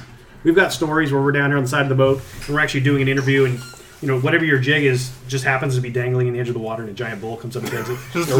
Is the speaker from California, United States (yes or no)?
yes; California, United States; I'm from California